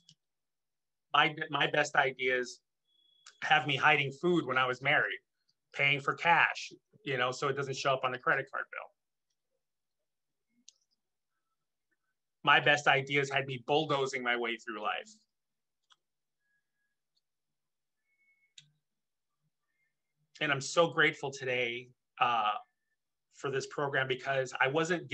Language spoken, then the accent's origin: English; Chicago, Illinois, United States; moved away; I'm originally from Chicago in the Midwest